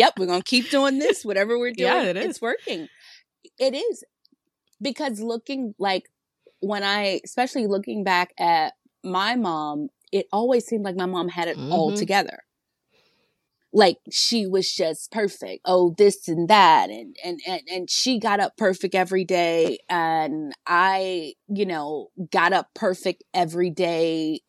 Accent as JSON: {"language": "English", "region": "Virginia", "country": "United States", "moved": "as an adult", "lives_now": "New York, United States", "said": "I'm from Virginia. She lives in Virginia, but I was living in New York."}